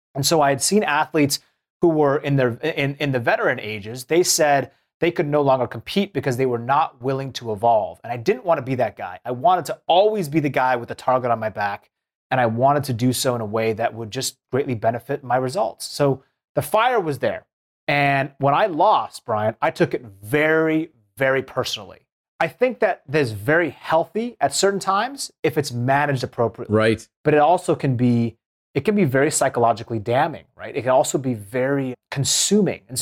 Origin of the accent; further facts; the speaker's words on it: Seattle, Washington, United States; I grew up in Seattle